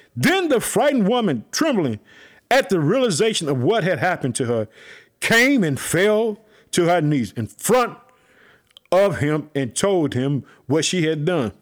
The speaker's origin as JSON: {"language": "English", "region": "Illinois", "country": "United States", "tie": "born or raised there", "also_born_or_lived": "Chicago, Illinois"}